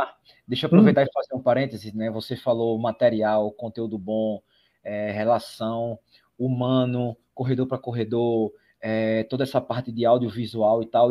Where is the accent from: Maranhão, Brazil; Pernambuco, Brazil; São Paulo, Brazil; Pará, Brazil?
Pernambuco, Brazil; Recife; Eu sou de Recife